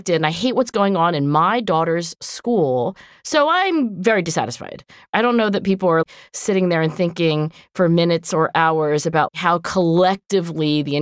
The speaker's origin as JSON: {"language": "English", "country": "United States", "said": "we're American, but particularly as Americans"}